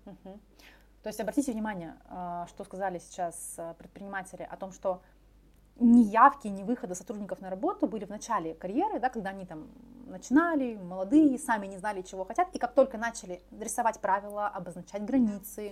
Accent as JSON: {"language": "Russian", "region": "Far East", "country": "Russia", "said": "мы все с Дальнего Востока"}